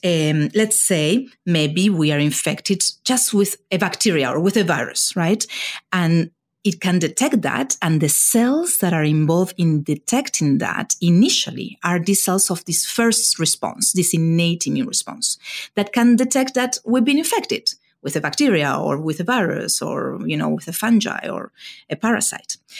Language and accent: English; Argentina; moved away as an adult; also born or lived in Buenos Aires, Argentina / California, United States; now in United States; I was born in Argentina, and it is in Argentina where I did all my you know, initial training in science